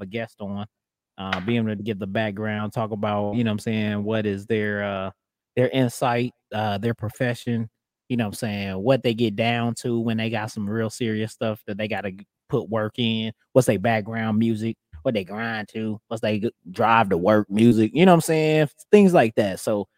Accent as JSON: {"language": "English", "region": "Midwest", "country": "United States", "said": "even though I'm from the Midwest"}